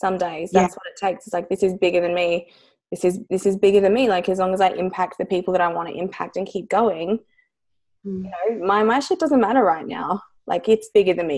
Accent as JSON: {"language": "English", "town": "Adelaide", "region": "South Australia", "country": "Australia", "said": "I'm from Adelaide"}